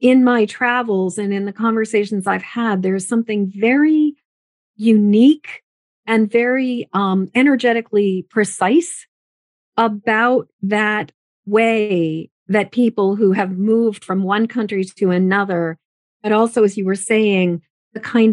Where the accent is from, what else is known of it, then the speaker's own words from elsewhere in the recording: United States; my mother is a first generation American. My father, his family is more established in America.